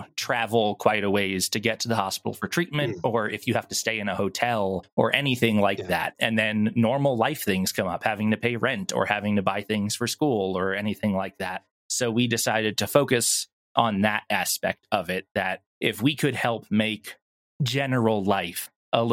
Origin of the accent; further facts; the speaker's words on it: Long Island, New York, United States; also born or lived in Florida; now in Texas, United States; I'm originally from New York on Long Island